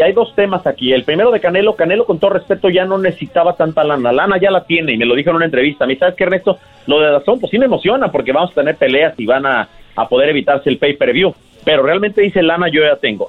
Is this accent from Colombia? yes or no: no; Mexico